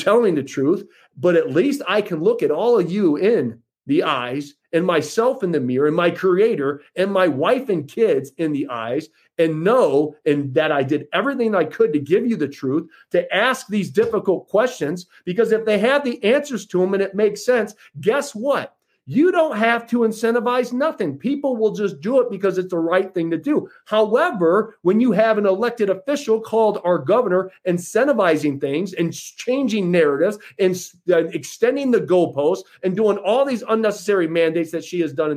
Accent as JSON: {"language": "English", "country": "United States", "said": "as an American"}